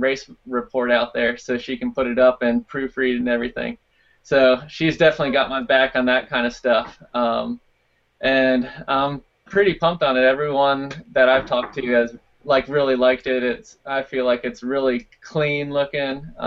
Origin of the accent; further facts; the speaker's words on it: Virginia, United States; that's where I grew up in Virginia.